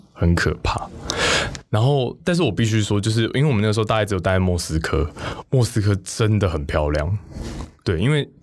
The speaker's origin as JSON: {"language": "Chinese", "country": "Taiwan", "said": "这味道好像是在我家会吃，就我家乡会吃的"}